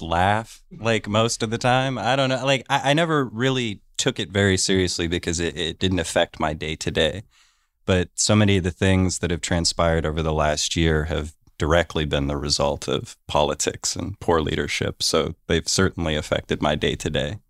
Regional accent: Warren, Ohio, United States; I grew up in Warren, Ohio

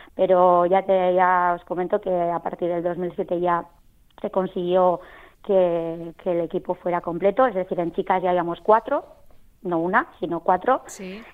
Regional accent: Lekeitio, Basque Country, Spain; mi pueblo de la costa, un pueblo precioso

